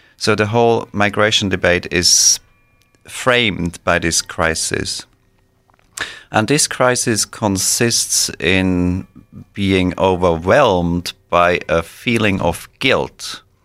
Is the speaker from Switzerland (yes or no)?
yes; Switzerland; moved away as an adult; also born or lived in Israel / Boston, United States / Norway / Belgium; now in United States; I grew up in Switzerland and then moved away from Switzerland after completion of my studies.